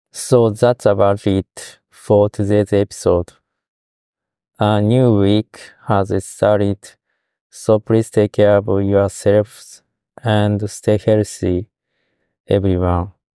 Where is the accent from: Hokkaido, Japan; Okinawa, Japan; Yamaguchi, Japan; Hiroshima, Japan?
Hiroshima, Japan; Fukuyama; English is a second language; now in Osaka, Japan; my hometown of Fukuyama